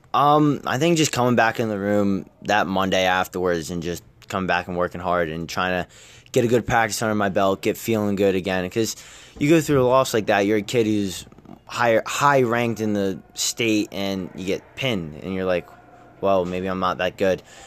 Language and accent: English; Nazareth, Pennsylvania, United States; growing up in Nazareth, it's, it's a town that eats, breathes, and sleeps wrestling